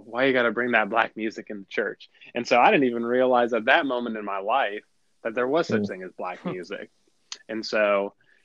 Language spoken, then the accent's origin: English; South Florida, United States; I grew up in South Florida.